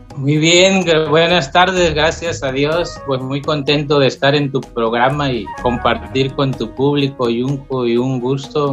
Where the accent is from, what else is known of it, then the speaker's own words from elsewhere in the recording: Loma Bonita, Oaxaca, Mexico; en la zona que yo estaba, en Loma Bonita